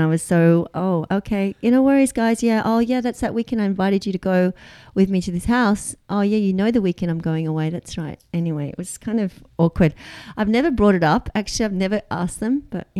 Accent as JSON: {"language": "English", "country": "Australia", "moved": "yes", "lives_now": "United States", "said": "I am Australian."}